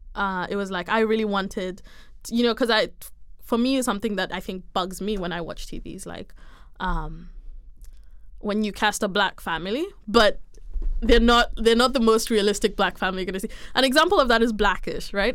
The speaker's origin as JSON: {"language": "English", "country": "Kenya", "moved": "as an adult", "said": "I am Kenyan"}